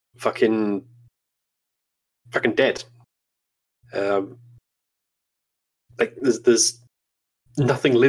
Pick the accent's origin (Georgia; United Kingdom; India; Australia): United Kingdom; Scotland; moved away as an adult; now in Germany; I grew up in Great Britain